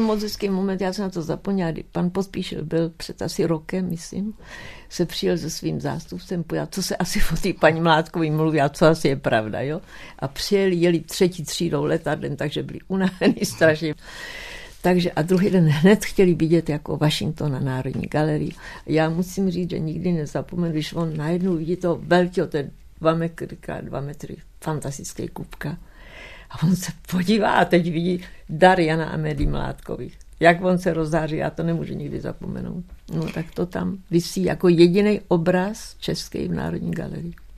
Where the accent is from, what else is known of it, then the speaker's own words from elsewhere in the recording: Czechia; moved away; also born or lived in United States; já jsem Češka, mluvím česky